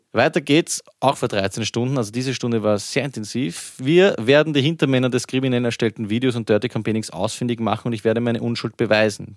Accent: Vienna, Austria; bei uns in Wien

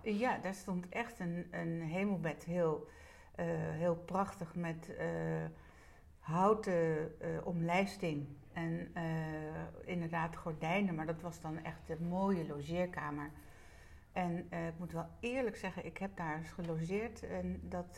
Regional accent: Netherlands; daar ben ik inderdaad geboren. En de kamer daarnaast eh, hadden mijn ouders een zitkamer. Ja. Mijn ouders die woonden hier eh, met mijn grootouders

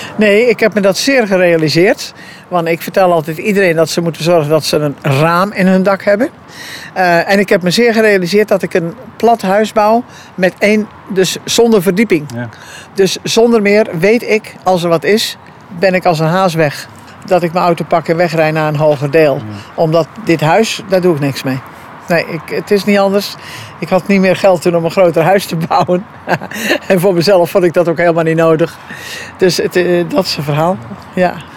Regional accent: Capelle, Zeeland, Netherlands; moved away as an adult; de boerderij waar ik geboren ben, waar ik de ramp dus heb meegemaakt

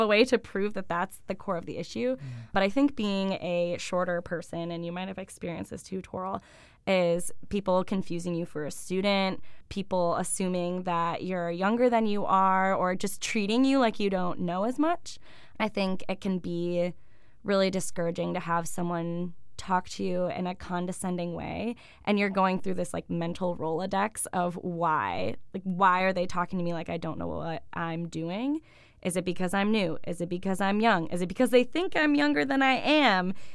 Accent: Buffalo, New York, United States; born or raised there; now in Ithaca, United States

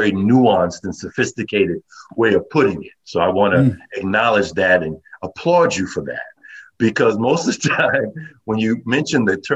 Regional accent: New York City, New York, United States; also born or lived in Manhattan / Westchester; I'm a native New Yorker. I was born in Brooklyn, lived in Manhattan, worked in the various boroughs, lived in Westchester

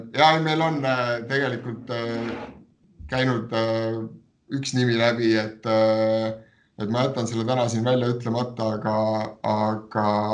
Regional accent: Võru, Võru County, Estonia; mina olen ka Võrust pärit

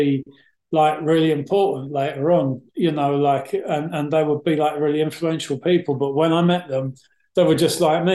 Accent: London, United Kingdom; I grew up in West London

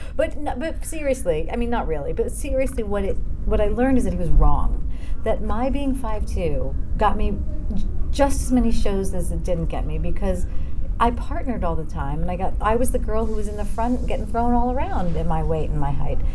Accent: New Jersey, United States; I grew up in New Jersey, and I started dancing very young, and came into the city for dance classes. I was only 20 minutes outside of the city

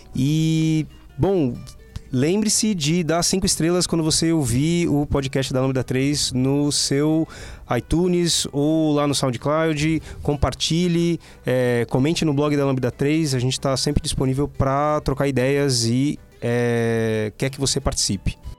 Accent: Guarulhos, São Paulo, Brazil; moved away; eu sou de Guarulhos, da periferia de Guarulhos

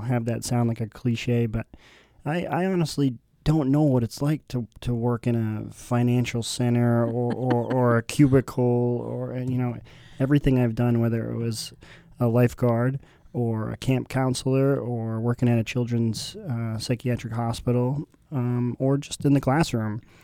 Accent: Burrillville, Rhode Island, United States; moved away as an adult; also born or lived in Massachusetts; now in Concord, New Hampshire, United States; I'm born and raised in Barberville, Rhode Island

